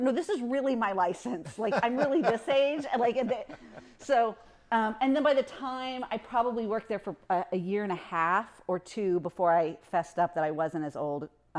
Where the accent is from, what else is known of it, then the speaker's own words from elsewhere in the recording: Indiana, United States; No, I grew up in Indiana, so I was an Indy 500 fan.